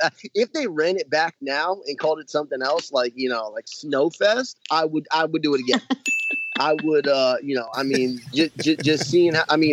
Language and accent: English; Miami, Florida, United States; I'm 29, born and raised in Miami.